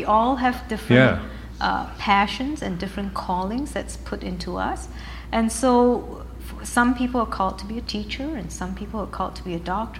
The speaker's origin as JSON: {"language": "English", "country": "Malaysia", "tie": "born or raised there", "also_born_or_lived": "United Kingdom / United States", "lives_now": "Canada", "said": "I'm actually British by birth. My father was in the army, and he studied at Sandhurst Military Academy in England. Malaysian by upbringing, that's the Asian part of me. American by education, and now I'm Canadian by citizenship."}